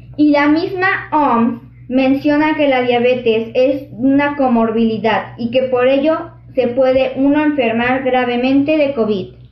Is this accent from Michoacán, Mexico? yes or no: no; Xalapa, Veracruz, Mexico; de Jalapa, Veracruz